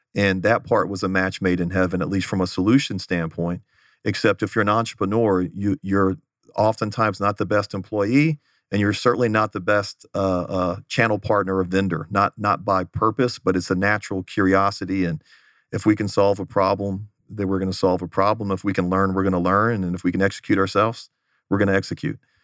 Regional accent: Houston, Texas, United States; moved away as an adult; also born or lived in Los Angeles; now in Phoenix, United States; grew up in the Houston area

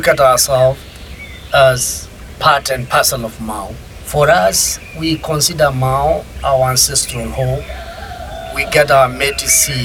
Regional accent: Rift Valley, Kenya; from Kenya, from Ogiek community

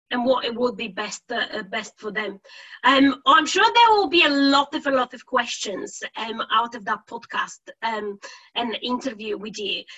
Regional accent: Bulgaria; now in United Kingdom; I'm originally from Bulgaria and I've lived now um, in the UK for over 15 years.

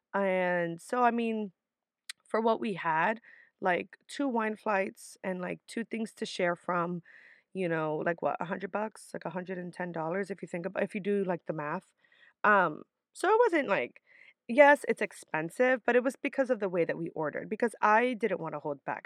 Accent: New York City, New York, United States; my mom worked really hard to always have me and my sister live in decent areas in the Bronx, which is typically where I'm from

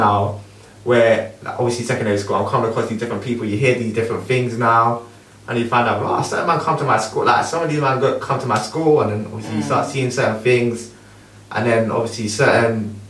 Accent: London, United Kingdom; Obviously, I grew up local to you, so I grew up in Tooting.

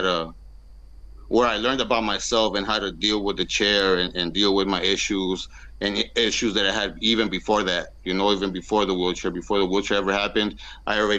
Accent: San Diego, California, United States; I'm from San Diego, California. I've basically lived here my whole life. This is where I was born and raised.

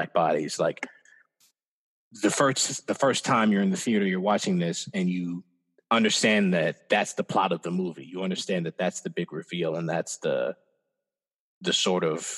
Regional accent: Iowa, United States; growing up in Iowa

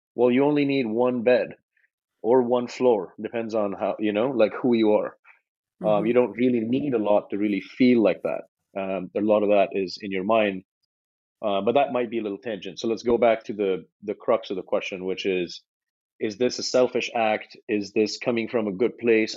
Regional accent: India; moved away as an adult; now in United States; when I moved from India, I was 17. I moved to America

